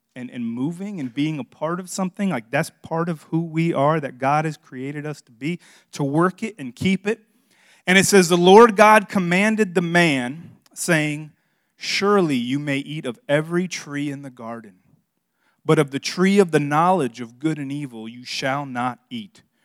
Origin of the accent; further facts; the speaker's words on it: Miami, Florida, United States; moved away; I'm from South Florida. I grew up in Miami